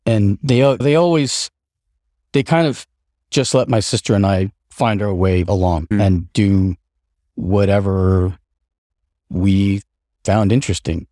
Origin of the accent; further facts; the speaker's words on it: upstate New York, United States; also born or lived in Seattle, Washington / Colden Common, England; at a relatively uh, young age, our family moved to uh, rural, like upstate New York. And that's where I, uh, my sister and I uh, grew up